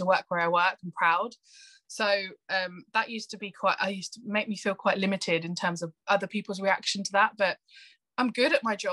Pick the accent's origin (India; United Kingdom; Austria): United Kingdom; Northampton, East Midlands; I grew up in Northampton, which is a very white town